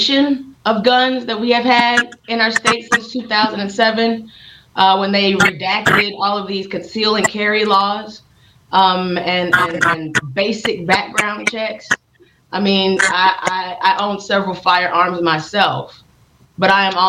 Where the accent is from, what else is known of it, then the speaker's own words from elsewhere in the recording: Kansas City, Missouri, United States; I'm born and raised in Kansas City, Missouri